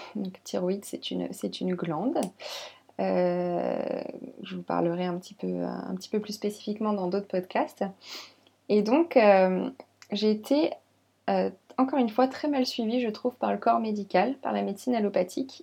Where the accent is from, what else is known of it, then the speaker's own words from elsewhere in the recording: Lyon, Auvergne-Rhône-Alpes, France; moved away as an adult; also born or lived in Champagne, near Reims; now in Reims area, France; Donc je suis née à Lyon. J'ai toujours habité dans la région Rhône-Alpes